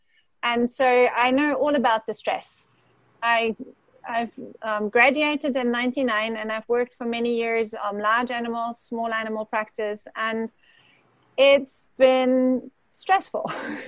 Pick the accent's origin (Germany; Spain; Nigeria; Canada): Germany; English is a second language; also born or lived in South Africa; now in United States; I've grown up, the short pieces are the growing up in Germany, born in Germany, and then spent the greatest part of all the other places in South Africa, and I'm now in the US.